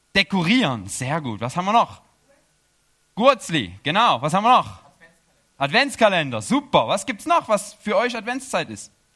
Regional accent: Chemnitz, Saxony, Germany; moved away as an adult; also born or lived in Erzgebirge; now in Switzerland; ich komme aus Chemnitz.

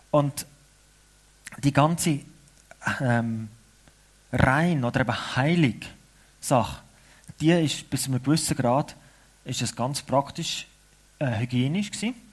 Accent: Switzerland; Aber es ist wichtig für uns Schweizer, damit wir eine Identität haben, damit wir wissen, warum wir als Schweizer zusammen sind.

